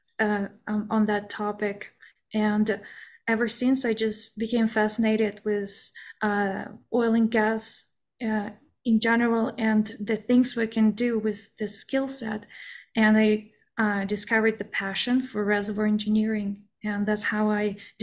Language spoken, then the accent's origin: English; Aktobe, Aktobe Region, Kazakhstan; moved away as an adult; now in United States; I am originally from Kazakhstan, and I was born and raised in this little town called Aktobe in northwestern side.